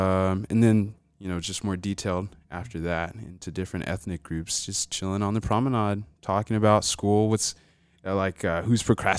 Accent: Albany, Georgia, United States; also born or lived in Atlanta, Georgia; So I was born in Atlanta, Georgia.

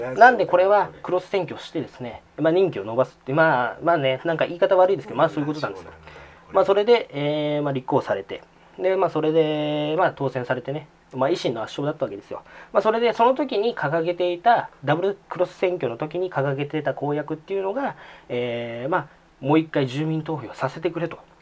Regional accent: Saitama, Japan; 私がこのこの生まれ育ったこの埼玉市っていうのも政令市だ

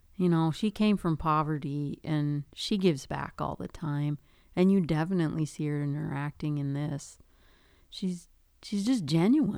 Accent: Duluth, Minnesota, United States; I grew up in Duluth, so I grew up in the city

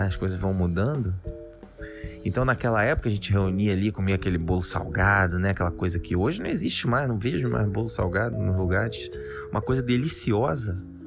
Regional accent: Rio de Janeiro, Brazil; de onde eu sou, do Rio de Janeiro

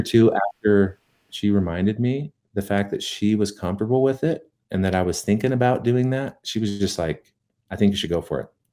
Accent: Tooele, Utah, United States; moved away as an adult; also born or lived in Las Vegas; now in Salt Lake City, United States; I was from Tooele

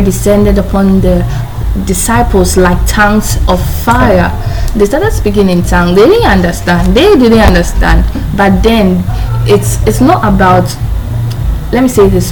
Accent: Ghana; I'm a Ghanaian, our dialect, we have a lot of dialects here

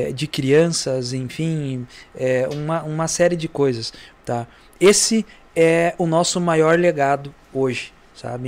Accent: Santa Rosa, Rio Grande do Sul, Brazil; Da Vila Flores, então, eu nasci lá, né? sou natural da Vila Flores, de Santa Rosa

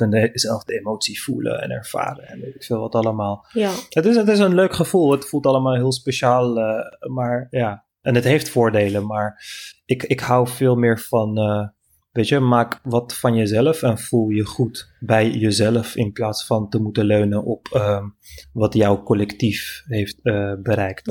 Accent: Amsterdam, North Holland, Netherlands; also born or lived in Turkey (family origin, western Turkey/Istanbul)

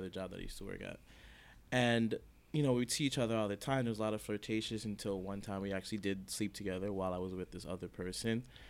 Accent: Jamaica; I'm Jamaican, and her family.

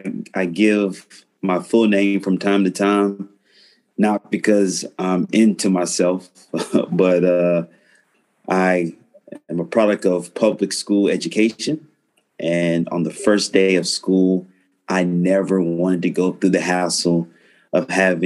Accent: Florida, United States; I'm a Floridian.

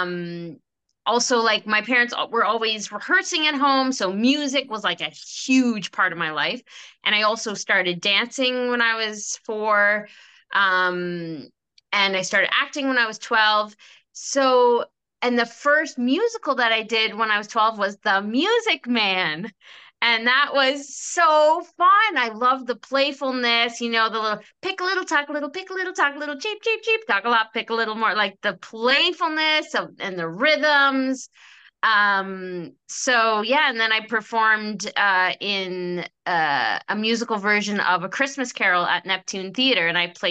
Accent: Halifax, Nova Scotia, Canada; now in Toronto, Canada; And I grew up in Halifax and I live in Toronto now.

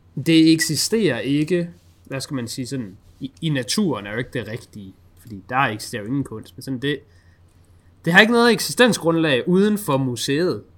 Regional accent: Denmark; føler jeg som dansker

